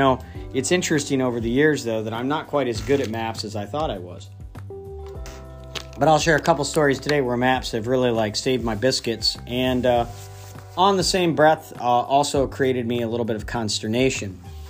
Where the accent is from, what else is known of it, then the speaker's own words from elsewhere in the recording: Midwest, United States; moved away as an adult; also born or lived in Upstate New York / Scranton, Pennsylvania; I've lived in the Northeast long enough. I feel like I'm a Northeasterner now, but I grew up in the Midwest. And so, you know, where I grew up, pretty much everything is straight.